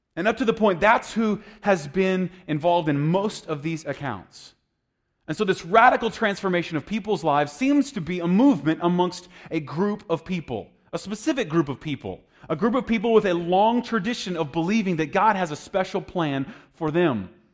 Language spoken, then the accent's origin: English; United States; I'm an American